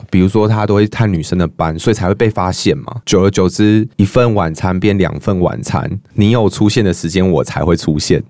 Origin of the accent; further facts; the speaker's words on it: central Taiwan, Taiwan; 尤其是我是中部人啦